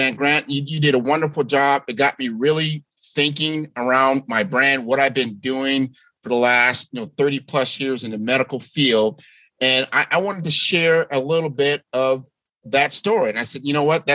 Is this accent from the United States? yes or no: yes; Omaha, Nebraska, United States; my hometown of Omaha, Nebraska.